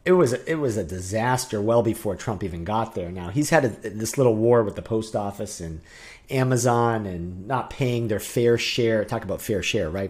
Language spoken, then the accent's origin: English; New Hampshire, United States; I grew up in New Hampshire.